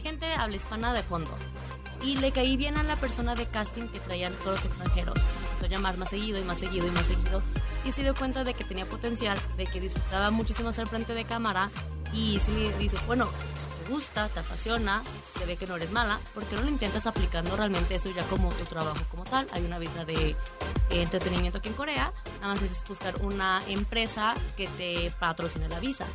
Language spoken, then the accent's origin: Spanish; Guadalajara, Jalisco, Mexico; moved away as an adult; now in South Korea; varios de los grupos son de mi tierra, así que venga Guadalajara